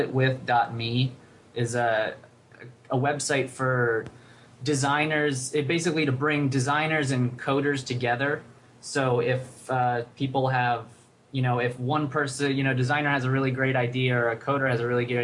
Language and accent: English; Reading, Pennsylvania, United States; moved away as an adult; also born or lived in Rochester; I grew up in outside of Philadelphia, a place called Reading, Pennsylvania